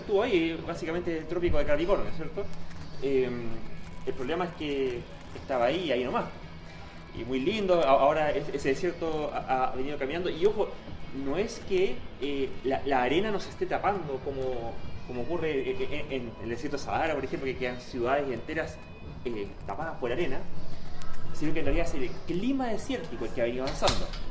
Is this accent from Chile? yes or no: yes; Chile; la mayoría de los chilenos